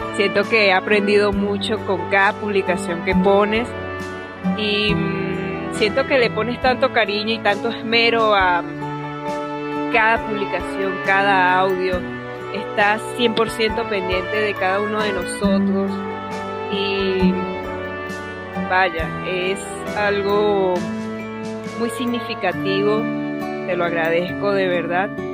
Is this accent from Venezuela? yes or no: yes; Venezuela; soy de Venezuela